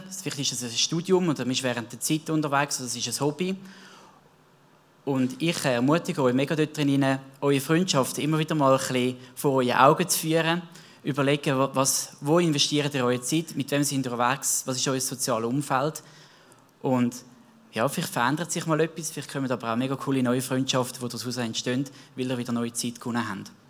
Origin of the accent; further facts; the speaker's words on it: Zurich, Switzerland; Ich bin selber im Zürich Wieland aufgewachsen.